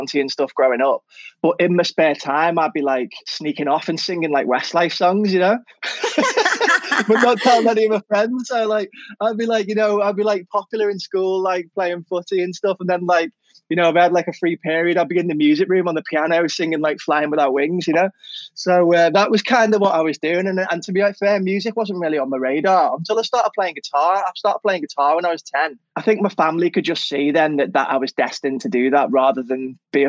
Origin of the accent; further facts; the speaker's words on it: Liverpool, North West England, United Kingdom; moved away as an adult; now in London, United Kingdom; I grew up north. Born and bred in Liverpool really all my life.